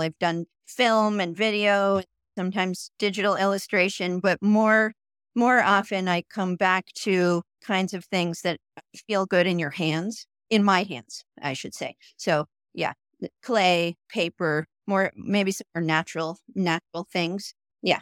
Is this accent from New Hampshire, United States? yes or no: yes; New Hampshire, United States; moved away as an adult; also born or lived in Putney, Vermont / Brattleboro, Vermont / New York / Portland, Oregon; now in Jackson Hole, United States; moved across the Connecticut River t, into New Hampshire and grew up there